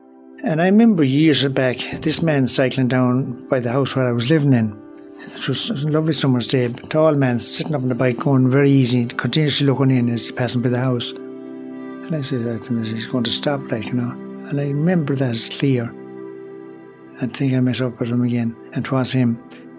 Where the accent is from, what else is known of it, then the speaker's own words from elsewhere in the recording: Tuam, Connacht, Ireland; also born or lived in Galway; I was born in the Mother and Baby Home in Tuam in 1944, 29th of 6, 1944, yeah. And I was born in the Regional Hospital in Galway.